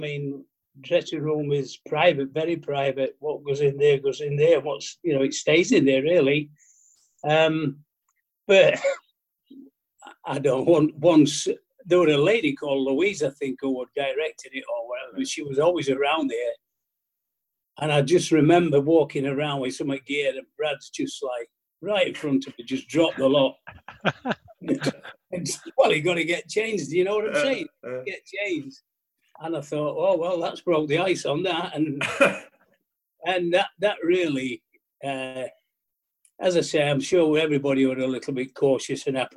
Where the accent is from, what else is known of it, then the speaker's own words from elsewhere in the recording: Denaby, Yorkshire and the Humber, United Kingdom; I'm from Denneby